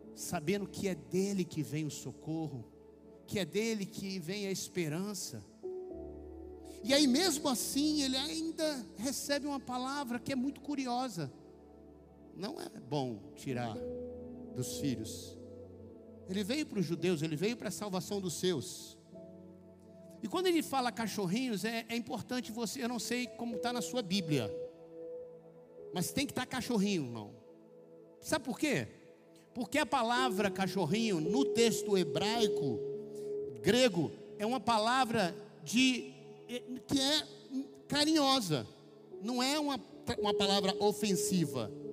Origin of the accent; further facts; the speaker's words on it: Rio de Janeiro, Brazil; Saí com meus primos no Rio de Janeiro, que eu sou carioca